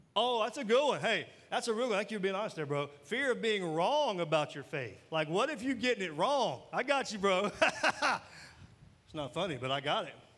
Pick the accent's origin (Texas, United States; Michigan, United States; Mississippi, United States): Mississippi, United States; I am from Mississippi